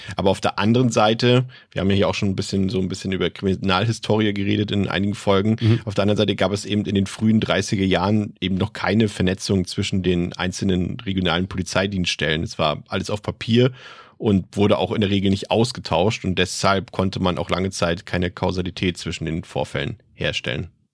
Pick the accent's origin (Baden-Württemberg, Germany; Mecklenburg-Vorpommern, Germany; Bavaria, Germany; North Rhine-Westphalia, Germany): Mecklenburg-Vorpommern, Germany; aus meiner Heimat, aus Mecklenburg-Vorpommern